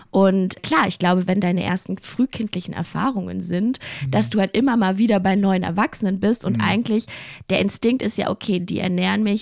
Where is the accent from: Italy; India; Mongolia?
Mongolia; now in Germany; Also ich bin ja in der Mongolei geboren und ich war ja die ersten zwei Jahre da.